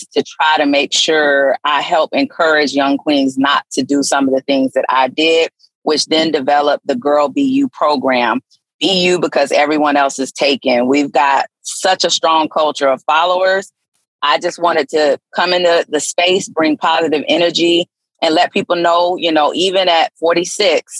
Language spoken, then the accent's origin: English; Gainesville, Florida, United States; also born or lived in Ohio / Fort Lauderdale; I was born in Ohio, but raised in Gainesville. So I am a Gator. But I moved to Fort Lauderdale